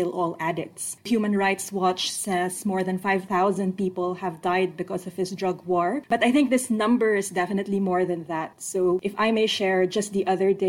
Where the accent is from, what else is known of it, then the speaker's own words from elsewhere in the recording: Manila, Metro Manila, Philippines; now in Canberra, Australia; I was born and raised in Manila, and the Philippines is a basketball country